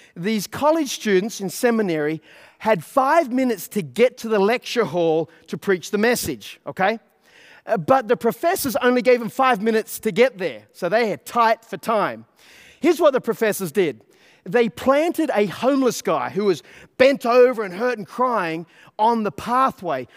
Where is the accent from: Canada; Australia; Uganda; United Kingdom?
Australia; now in United States; I'm an Australian, right? I'm living in America